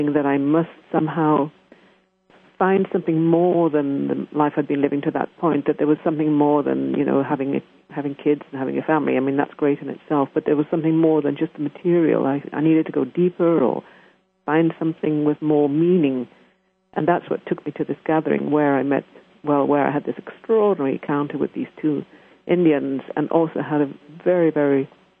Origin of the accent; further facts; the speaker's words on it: England, United Kingdom; moved away as an adult; also born or lived in Canada; I'm English, as you can probably hear